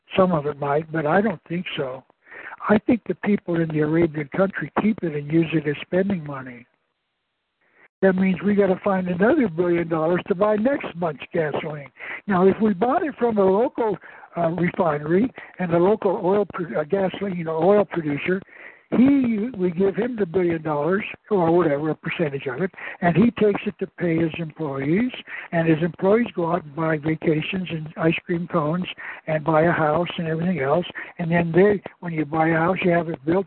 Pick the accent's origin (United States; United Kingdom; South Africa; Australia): United States; Tucson, Arizona; I was born in Tucson